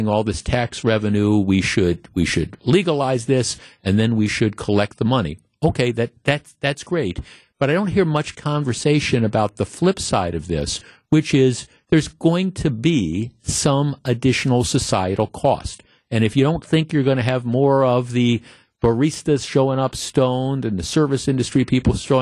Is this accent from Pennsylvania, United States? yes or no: no; North Shore, Wisconsin, United States; I grew up in the North Shore.